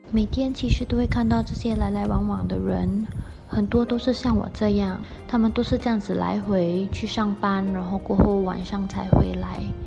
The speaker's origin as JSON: {"language": "Chinese", "town": "Johor Bahru", "region": "Johor", "country": "Malaysia", "tie": "born or raised there", "also_born_or_lived": "Singapore", "said": "我一路来都居住在马来西亚"}